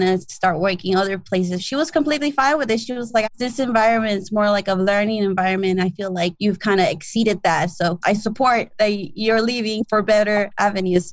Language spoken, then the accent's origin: English; Los Angeles, California, United States; also born or lived in Chatsworth, Los Angeles; I grew up in South Central LA.